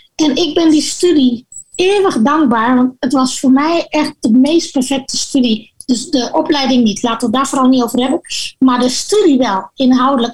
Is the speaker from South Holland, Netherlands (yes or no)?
yes; Gorinchem, South Holland, Netherlands; moved away as an adult; now in Suriname; zij verhuisde vanuit Dordrecht naar Gorinchem, waar ik ben opgegroeid